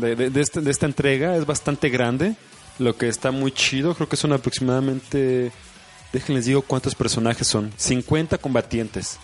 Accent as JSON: {"language": "Spanish", "country": "Mexico", "said": "es nuestro deber como mexicanos"}